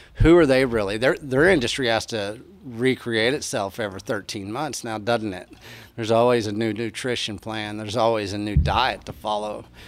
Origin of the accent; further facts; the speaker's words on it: Texas, United States; I come from Texas. I come from beef land